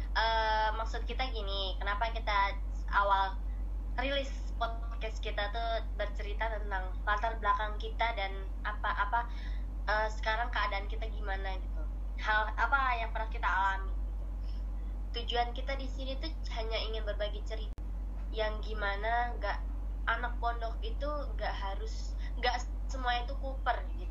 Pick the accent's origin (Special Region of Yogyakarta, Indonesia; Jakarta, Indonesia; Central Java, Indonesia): Jakarta, Indonesia; moved away; gua asalnya dari Jakarta, ya pasti agak nyablak